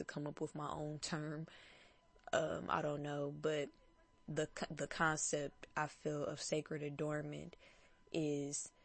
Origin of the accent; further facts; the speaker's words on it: Detroit, Michigan, United States; I'm from Detroit